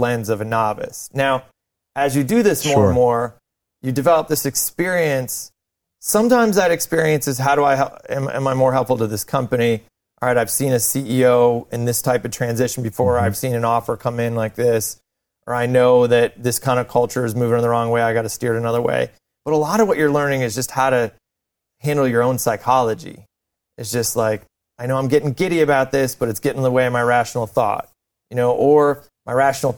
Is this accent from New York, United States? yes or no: yes; near Buffalo, New York, United States; I grew up near Buffalo, New York, kind of similar to Ohio, same kind of climate